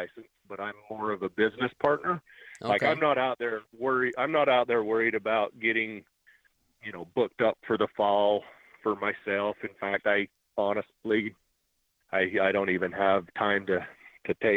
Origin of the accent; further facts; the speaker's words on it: Manti, Utah, United States; moved away; I came from Manti, is where I grew up, so they literally were my backyard